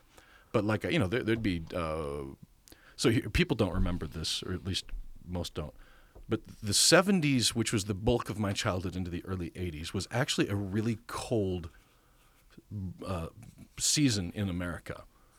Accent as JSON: {"language": "English", "region": "Nebraska", "country": "United States", "moved": "yes", "lives_now": "Tennessee, United States"}